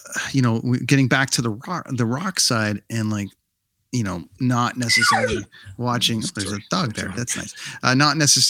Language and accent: English; Canada; it's like, cool, we're from Canada